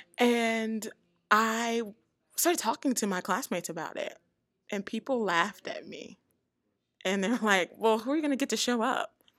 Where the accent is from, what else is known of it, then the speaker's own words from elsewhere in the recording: the South, United States; I come from the South